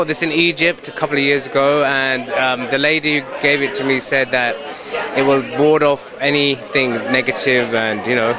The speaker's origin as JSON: {"language": "English", "country": "United Kingdom", "said": "I am British Pakistani Muslim"}